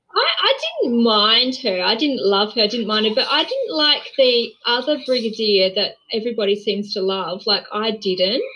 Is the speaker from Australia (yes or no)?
yes; Australia; as an Australian